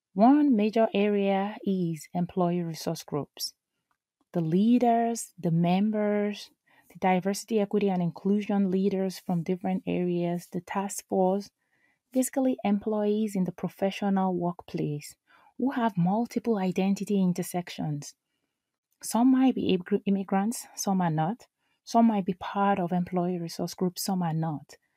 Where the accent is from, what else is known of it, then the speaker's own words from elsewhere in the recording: Nigeria; now in United States; I am an immigrant, I am a mom, I am a Nigerian, I am an American